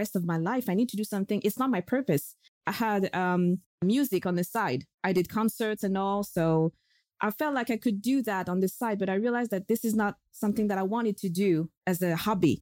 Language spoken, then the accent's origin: English; France; moved away as an adult; also born or lived in London, United Kingdom; I'm from France